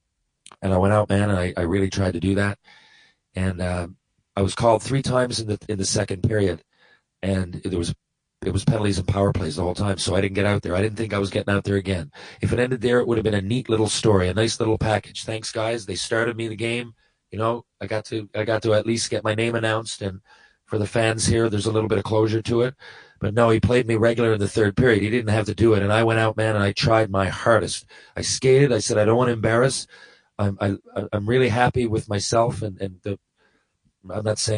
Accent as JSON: {"language": "English", "town": "St. John's", "region": "Newfoundland and Labrador", "country": "Canada", "tie": "born or raised there", "said": "my hometown"}